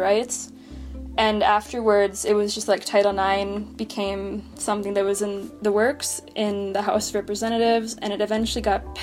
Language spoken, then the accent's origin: English; Duluth, Minnesota, United States; I'm from Duluth, Minnesota